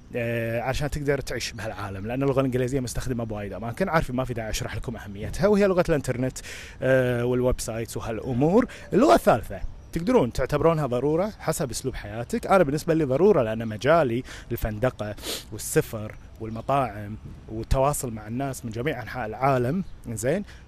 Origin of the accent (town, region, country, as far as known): Kuwait; first language Arabic